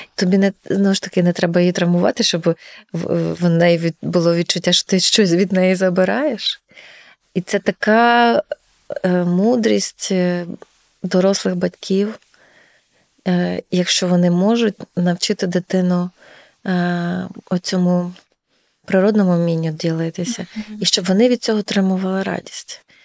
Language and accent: Ukrainian; Ternopil Oblast, Ukraine; now in Lviv, Ukraine; у нас на Тернопільщині